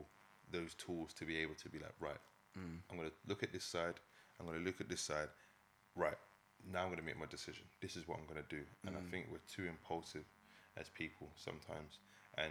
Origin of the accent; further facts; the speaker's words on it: London, United Kingdom; where I grew up on the Ellsbury estate.